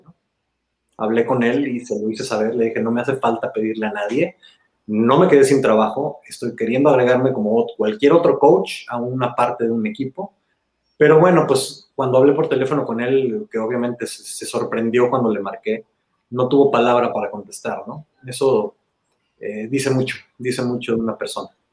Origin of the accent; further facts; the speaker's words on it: Mexico; somos cuatro mexicanos dirigiendo este Hurricane Hit